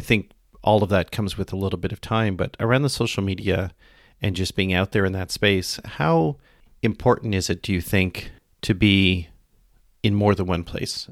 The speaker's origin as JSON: {"language": "English", "country": "Canada", "said": "I'm Canadian"}